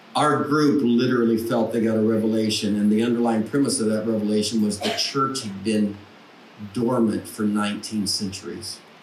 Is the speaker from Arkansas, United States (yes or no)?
yes; Paragould, Arkansas, United States; now in Nashville, United States; I grew up in Paragould